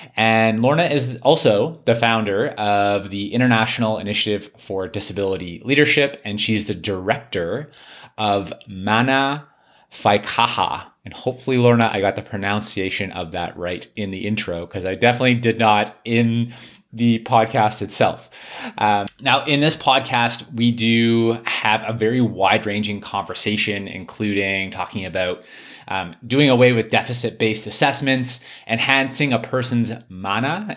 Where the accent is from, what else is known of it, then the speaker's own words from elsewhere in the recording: Canada; being a Canadian